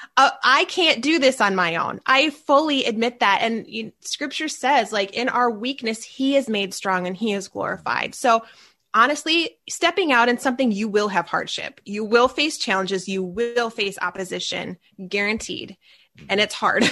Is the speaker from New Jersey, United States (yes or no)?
no; Minneapolis, Minnesota, United States; I am from the Minneapolis, Minnesota area. So if you hear that accent come out